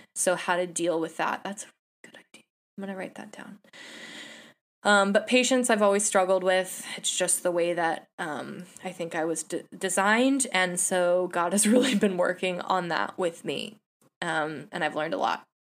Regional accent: San Jose, California, United States; I'm a Bay Area native. I was born and raised in San Jose

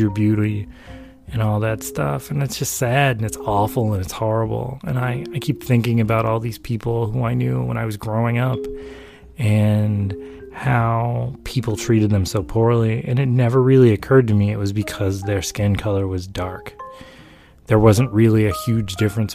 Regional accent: the South, United States; I grew up in the South.

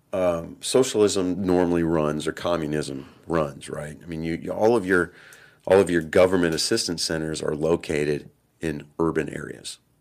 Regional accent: Texas, United States; also born or lived in San Diego, California; I was born in San Diego, and it was just because my dad was in the Navy at the time, and he couldn't get leave approved in time to get me get my mother back to Texas so I could be born here.

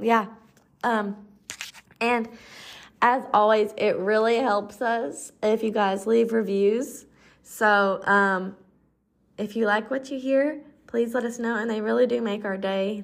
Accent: Southern United States, United States; accent: Southern; my Southern accent

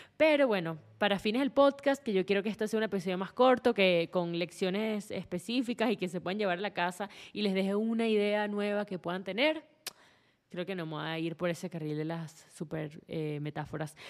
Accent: Venezuela; vengo de Venezuela

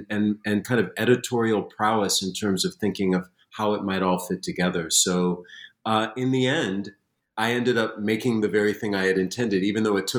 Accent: Springfield, Massachusetts, United States; born or raised there

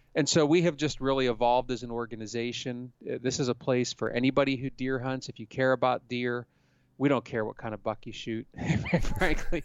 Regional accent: Pennsylvania, United States; I grew up in Pennsylvania

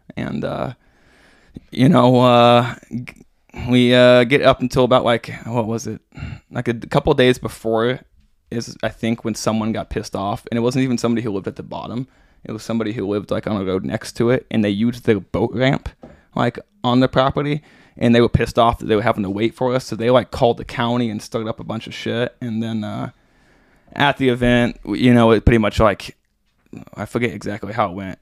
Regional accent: Branson, Missouri, United States; I grew up in Branson, and well, I grew up outside of Branson and then moved there, um, when I was in high school

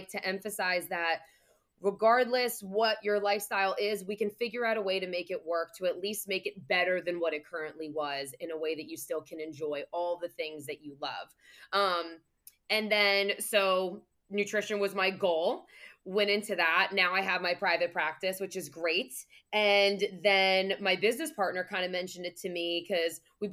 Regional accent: New Jersey, United States; I'm from Jersey

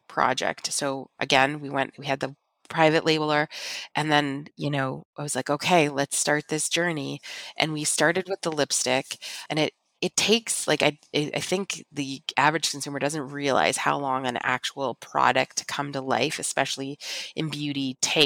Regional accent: Niagara region, Ontario, Canada; we're from the Niagara region in Canada, which is the largest wine region in our country

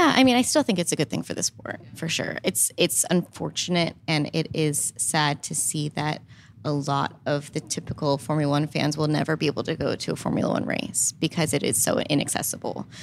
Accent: Northeast of America, United States; as I grew up in the Northeast, I found the sport when I was based in Northeast.

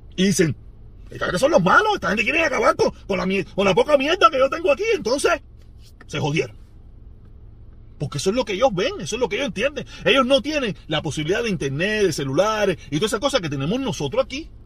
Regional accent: Cuba; Los cubanos

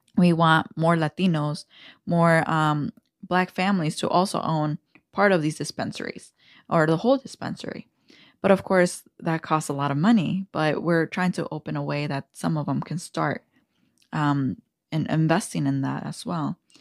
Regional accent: Aurora, Illinois, United States; growing up in Aurora

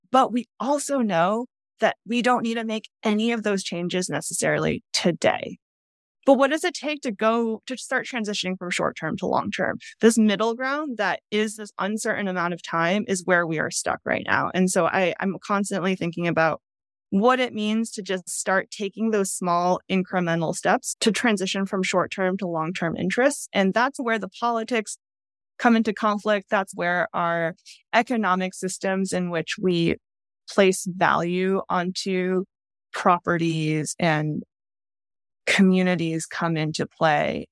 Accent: outside of Boston, Massachusetts, United States; moved away; I grew up outside of Boston

